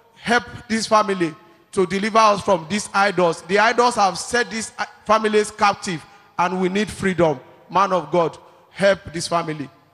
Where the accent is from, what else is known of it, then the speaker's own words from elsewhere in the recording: Delta, Nigeria; I come from Delta State